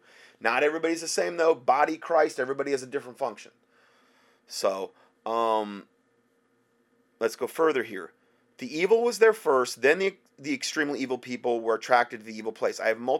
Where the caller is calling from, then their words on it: Phoenix, Arizona, United States; I'm from Phoenix, Arizona area.